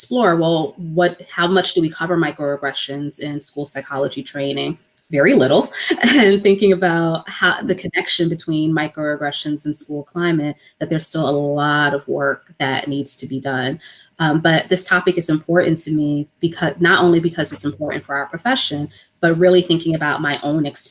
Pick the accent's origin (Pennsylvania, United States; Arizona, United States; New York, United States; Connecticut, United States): New York, United States; New York City; I was born and raised in New York, but my family is originally from the Virgin Islands. So I'm a first generation American, and I grew up in a predominantly Black part of New York, Harlem